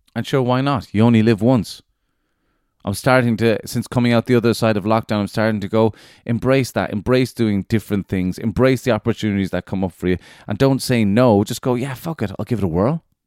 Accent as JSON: {"language": "English", "country": "Ireland", "said": "being Irish"}